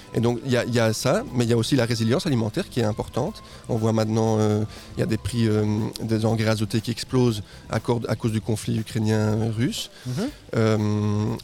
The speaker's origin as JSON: {"language": "French", "country": "Guatemala", "tie": "born or raised there", "also_born_or_lived": "Mexico", "moved": "as an adult", "lives_now": "Belgium", "said": "je suis né au Guatemala, je suis moitié mexicain. Ok. Et je suis arrivé en Belgique à 18 ans"}